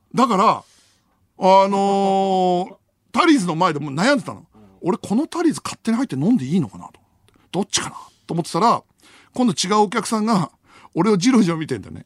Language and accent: Japanese; Iwaki, Fukushima, Japan; うちの地元のすき家とかもそうかもな。あの、いわき市のね